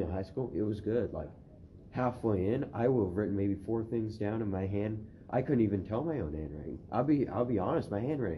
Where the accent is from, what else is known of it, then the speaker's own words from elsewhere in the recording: Eugene, Oregon, United States; also born or lived in Ukraine; I grew up in Oregon of the U.S. in Eugene